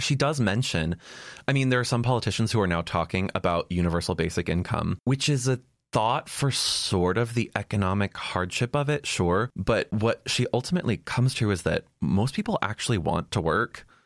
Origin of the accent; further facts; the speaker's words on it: Ohio, United States; moved away; also born or lived in Texas; My home state, Ohio